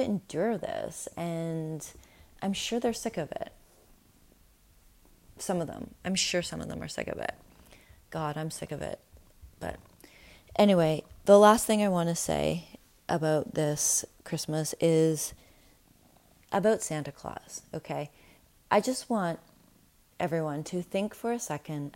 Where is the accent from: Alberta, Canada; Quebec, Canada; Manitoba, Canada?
Manitoba, Canada; Winnipeg; I grew up in Winnipeg